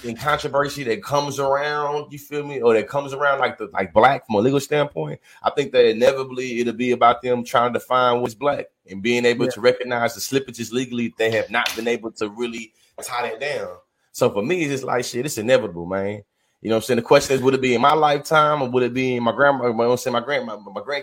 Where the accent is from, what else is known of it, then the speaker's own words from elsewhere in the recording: the South, United States; I grew up as a Southerner